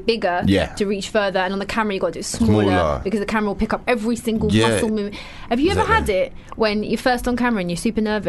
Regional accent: London, United Kingdom; because I'm from South East London, so it's the closest to me.

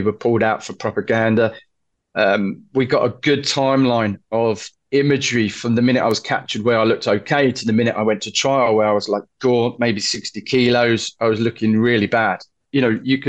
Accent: London, United Kingdom; where are you from? I said, London.

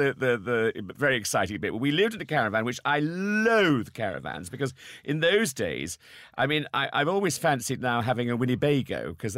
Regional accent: Salisbury, South West England, United Kingdom; moved away as an adult; also born or lived in Oldham; Salisbury is my hometown

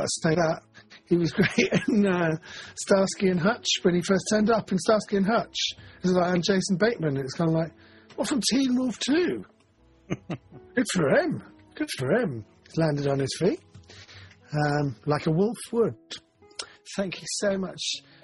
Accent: London, United Kingdom; when I was growing up in London

